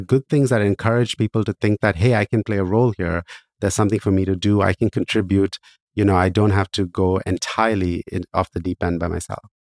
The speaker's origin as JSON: {"language": "English", "country": "India", "moved": "yes", "said": "I started working in social entrepreneurship back in my home country of India"}